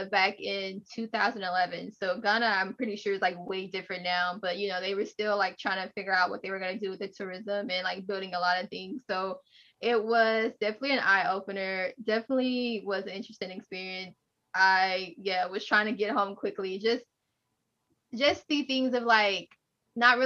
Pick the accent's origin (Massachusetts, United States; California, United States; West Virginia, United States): California, United States; Los Angeles; also born or lived in Dallas, Texas / Houston, Texas; I am from Dallas, Texas. I was raised in Los Angeles